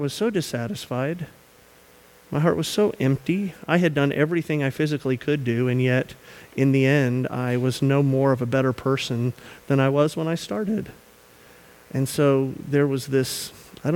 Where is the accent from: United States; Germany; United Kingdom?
United States; the South; moved away; We are from the South.